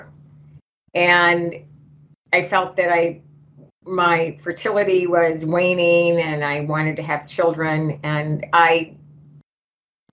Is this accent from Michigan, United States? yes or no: yes; Grosse Pointe, Michigan, United States; I grew up in Grosse Pointe, Michigan